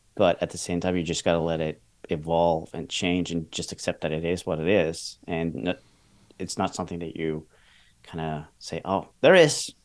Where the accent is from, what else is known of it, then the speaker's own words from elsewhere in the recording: Norway; I'm from Norway